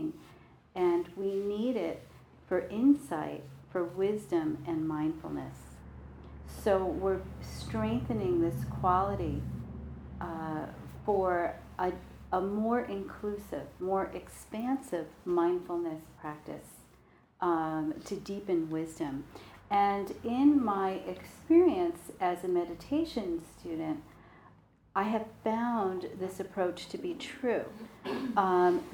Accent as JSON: {"language": "English", "region": "New York", "country": "United States", "said": "I'm from New York"}